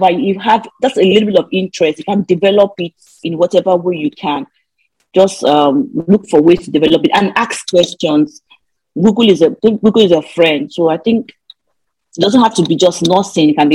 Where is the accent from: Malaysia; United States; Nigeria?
Nigeria; moved away as an adult; the way we grew up in Nigeria, going to school in Nigeria is so different from abroad